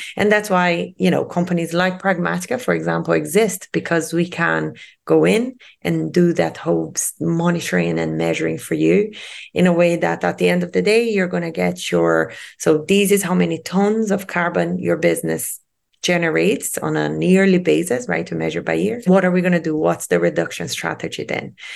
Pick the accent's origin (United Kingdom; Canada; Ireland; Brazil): Brazil; Rio de Janeiro; moved away; I'm originally from Rio de Janeiro in Brazil, and I was born and raised by the sea